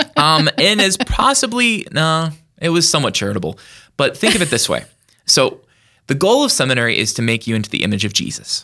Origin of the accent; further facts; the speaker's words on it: Yankton, South Dakota, United States; born and raised in Yankton, South Dakota